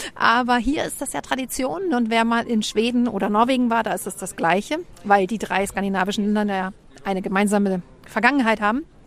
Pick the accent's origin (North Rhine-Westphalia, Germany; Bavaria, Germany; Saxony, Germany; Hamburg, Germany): Hamburg, Germany; moved away as an adult; now in Copenhagen, Denmark; ich komme aus dem Vorort von Hamburg